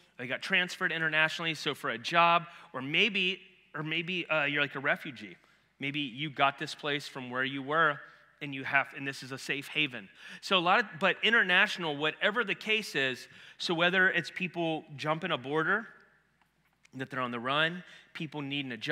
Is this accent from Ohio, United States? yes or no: yes; Ohio, United States; moved away; I'm from Ohio